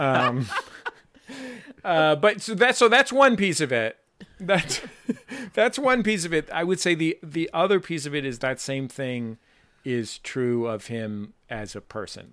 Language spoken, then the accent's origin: English; San Francisco, California, United States; I grew up in San Francisco with parents